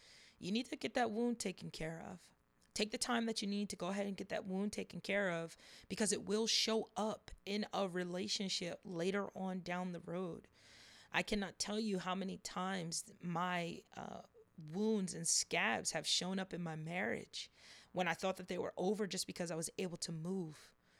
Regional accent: New Jersey, United States; also born or lived in Las Vegas; But Vegas, I was born in Vegas. We used to live in different parts of New Jersey. And currently, my hometown is in South Jersey. So that's where I reside at now, is in South Jersey.

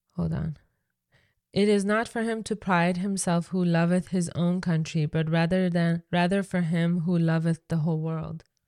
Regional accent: Iran; English is a second language; now in Canada; me growing up in Iran

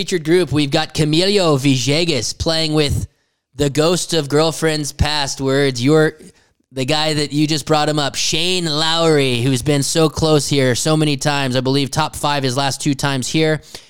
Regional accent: Florida, United States; Yeah. Florida. Hey, I'm from Florida.

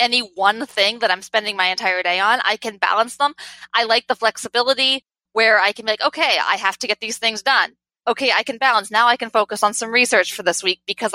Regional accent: rural Western Pennsylvania, United States; I grew up in Pennsylvania, and my parents are both veterinarians

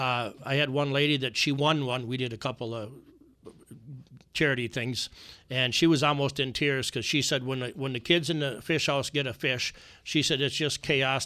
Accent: Alexandria, Minnesota, United States; I'm from Alexandria, Minnesota

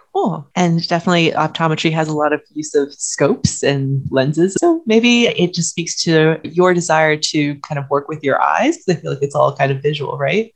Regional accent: China; moved away; I'm from China

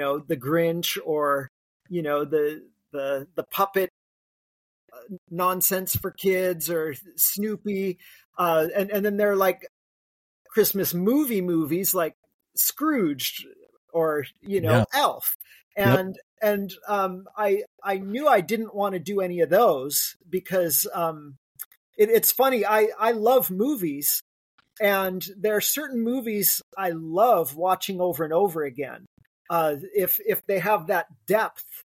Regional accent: South Lake Tahoe, California, United States; I grew up in South Lake Tahoe

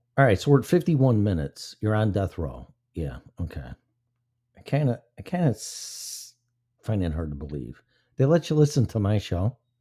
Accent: Illinois, United States; my home state, Illinois

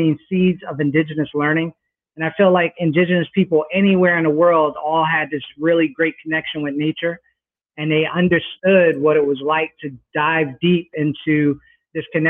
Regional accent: New Brunswick, New Jersey, United States; also born or lived in Newark, New Jersey; I was born in Newark, New Jersey, grew up in New Brunswick, where Rutgers University is

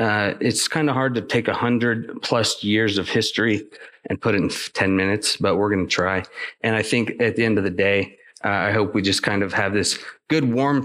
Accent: Northeast Washington State, United States; moved away as an adult; now in Portland, United States; I sit in Portland now, but throughout my career, I've moved all over the West. So I grew up in Northeast Washington State, next to the Colville National Forest, which is up, you know, middle of nowhere.

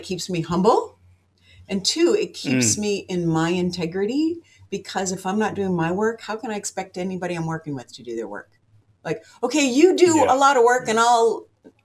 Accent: Seattle, Washington, United States; I'm from Seattle

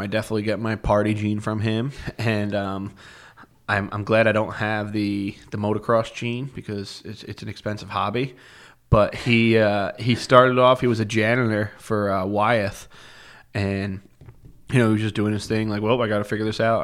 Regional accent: Rockland County, New York, United States; moved away as an adult; now in Plattsburgh, United States; I grew up in Rockland County, New York, which is a suburb of New York City

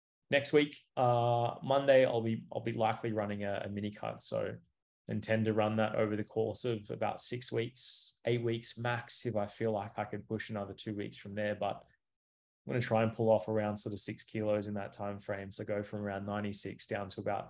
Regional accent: Cairns, Queensland, Australia; moved away; I'm originally from Cairns, like, this is my hometown.

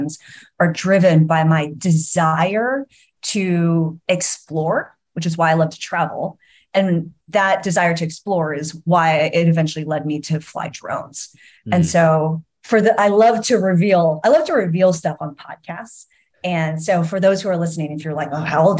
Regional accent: San Diego, California, United States; I grew up in San Diego

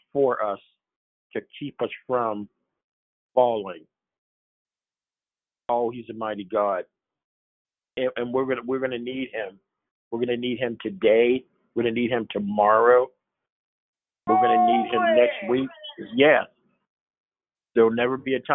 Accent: Ohio, United States; also born or lived in New York City, United States; now in Western Pennsylvania, United States; I was born and raised in Ohio, and I live in Western PA

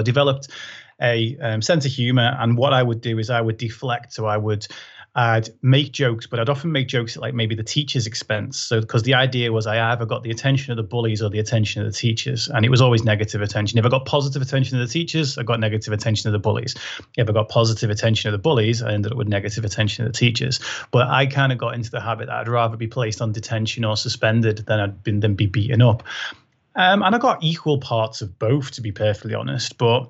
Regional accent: Liverpool, North West England, United Kingdom; I was in a school in Liverpool, so even though my accent's not very thick anymore, I did proper talk like that when I was growing up

